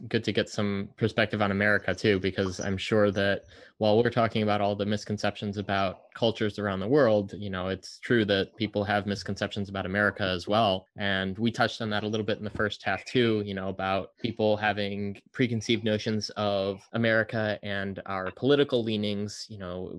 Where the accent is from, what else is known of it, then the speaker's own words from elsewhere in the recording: United States; as an American